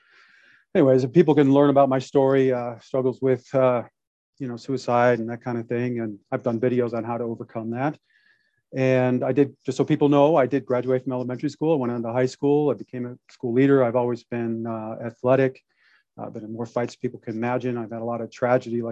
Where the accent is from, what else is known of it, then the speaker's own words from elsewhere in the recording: Detroit, Michigan, United States; now in Santa Clarita, United States; I was born in Detroit, Michigan